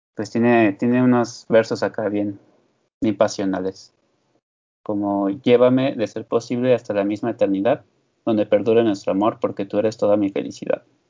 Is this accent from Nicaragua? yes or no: no; Mexico; siendo mexicano